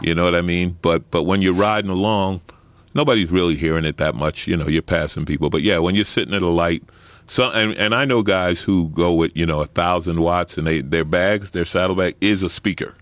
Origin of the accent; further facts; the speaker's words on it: New York City, New York, United States; I grew up in Saint Albans, Queens, working class black neighborhood